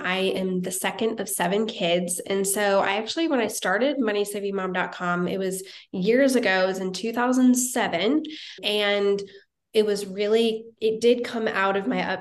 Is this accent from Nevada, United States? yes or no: no; Wichita, Kansas, United States; moved away as an adult; also born or lived in Topeka, Kansas; now in Nashville, United States; I grew up in Kansas, originally from Wichita, Kansas